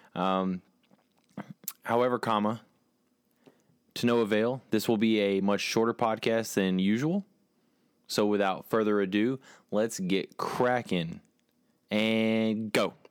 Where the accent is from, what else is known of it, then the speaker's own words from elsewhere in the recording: Texas, United States; I'm from Texas